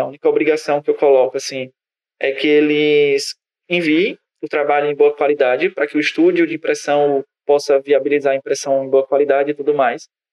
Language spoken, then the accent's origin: Portuguese; Northeast Region, Brazil; nós que somos do Nordeste